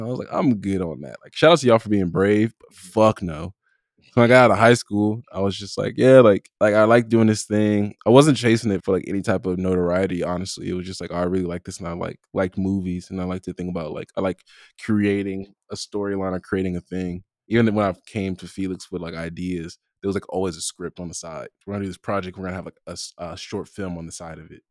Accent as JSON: {"language": "English", "town": "Compton", "region": "California", "country": "United States", "said": "I'm from Compton"}